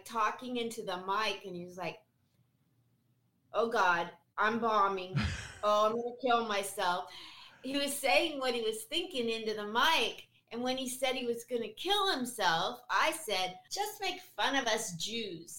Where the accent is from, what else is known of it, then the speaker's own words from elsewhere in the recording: Portland, Oregon, United States; also born or lived in Murrieta, California; now in Las Vegas, United States; I was born and raised in Portland, Oregon